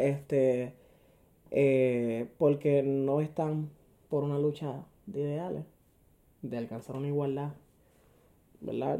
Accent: Puerto Rico; como puertorriqueño

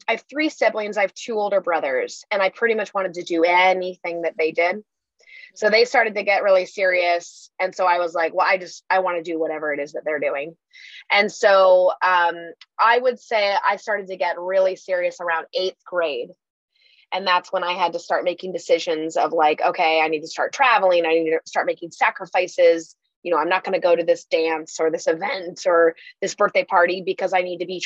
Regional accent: Washington, United States; I grew up in Washington.

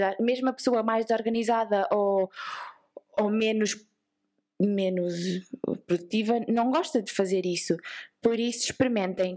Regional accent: Vieira de Leiria, Centro, Portugal; eu sou da Vieira, para quem não sabe é perto da praia, então nós falamos a cantar e assim um bocado à ah, peixeira

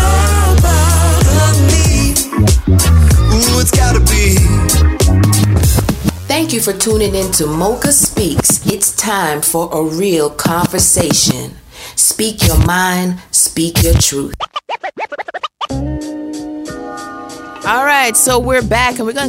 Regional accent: Jamaica; moved away; I'm Jamaican

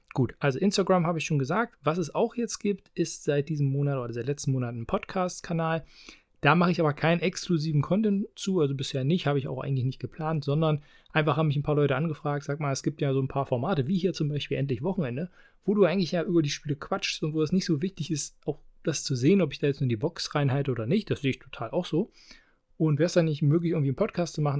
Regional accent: Halberstadt, Saxony-Anhalt, Germany; hier in meiner Heimat in Halberstadt

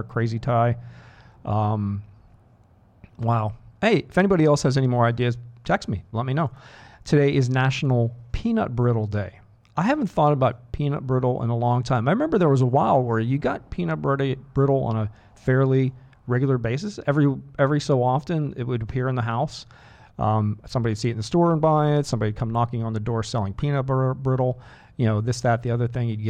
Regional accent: Pittsburgh, Pennsylvania, United States; I'm from Pittsburgh, part of the whole Rust Belt

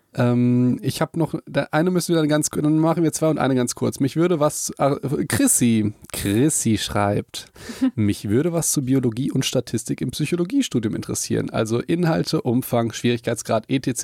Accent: Hagen, North Rhine-Westphalia, Germany; also born or lived in Mannheim; ich bin sehr verbunden halt mit Hagen, mit meiner Heimatstadt

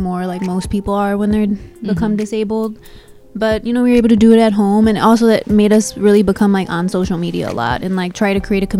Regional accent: Chicago, Illinois, United States; From Chicago. Born and raised.

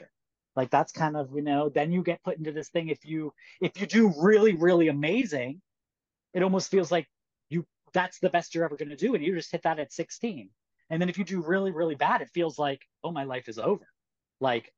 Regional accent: United States; as an American

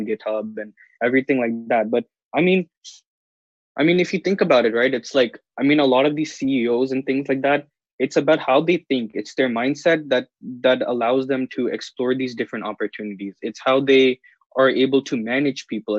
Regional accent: Seattle, Washington, United States; I'm from Seattle, and I'm currently in Seattle right now because I'm doing remote learning

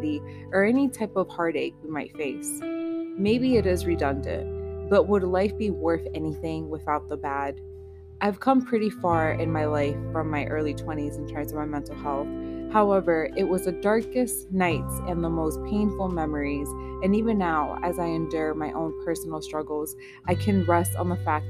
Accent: United States; I was born in the States, my parents are both from Nicaragua

